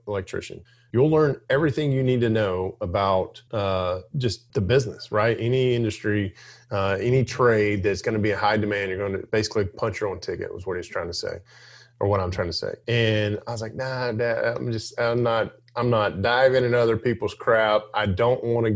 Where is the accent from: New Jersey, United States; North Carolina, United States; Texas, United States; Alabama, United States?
Alabama, United States; I grew up in Alabama.